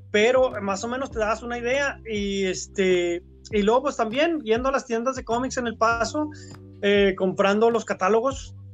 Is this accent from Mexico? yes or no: yes; Ciudad Juárez, Chihuahua, Mexico; also born or lived in Mexico City / Monterrey / New York; Sí, o sea, yo este, soy pues de Ciudad Juárez, aunque nací en la Ciudad de México, me trajeron desde pequeñito a, Ciudad Juárez.